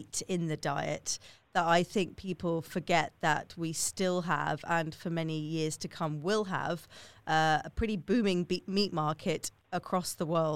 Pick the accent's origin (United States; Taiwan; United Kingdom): United Kingdom; moved away; as we call it in the UK